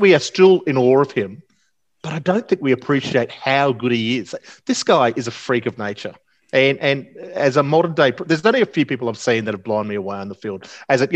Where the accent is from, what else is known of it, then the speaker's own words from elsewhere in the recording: Queensland, Australia; I'm a Queenslander.